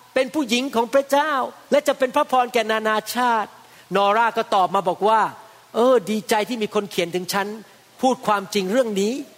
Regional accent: Bangkok, Thailand; moved away as an adult; now in United States; ผมเป็นคนไทย โตขึ้นมาในบ้านแต่จิ๋วนังเป็นคนแต่จิ๋วแต่จิ๋วนังโตขึ้นมาในบ้านคนจีน โตมาในซอยสองพระสี่พยา ไปโรงเรียนแพทย์ที่ประเทศไทย

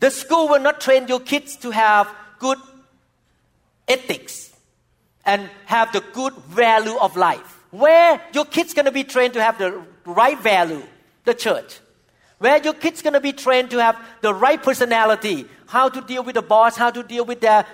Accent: Thailand; moved away; when I was growing up in Thailand as a young boy

